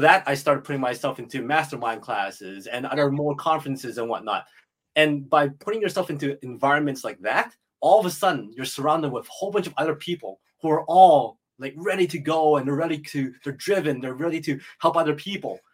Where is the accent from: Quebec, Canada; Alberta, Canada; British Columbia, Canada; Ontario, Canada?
Alberta, Canada; Edmonton; I was born and raised in Edmonton, Alberta